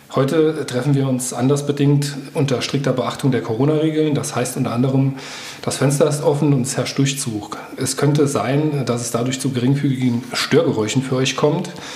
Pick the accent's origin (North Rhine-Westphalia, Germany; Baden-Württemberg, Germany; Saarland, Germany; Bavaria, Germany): Saarland, Germany; Homburg; Ich komme auch aus dem Safhalskreis, aus äh, Homburg-Einöd